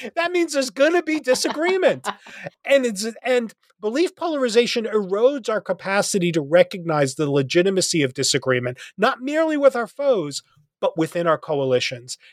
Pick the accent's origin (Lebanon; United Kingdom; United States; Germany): United States; New Jersey; moved away as an adult; now in Nashville, United States; I live in Nashville, uh, um, where where you know I'm originally from New Jersey